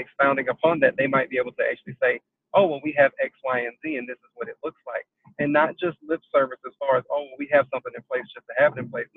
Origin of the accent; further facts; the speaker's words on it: South Carolina, United States; I am from South Carolina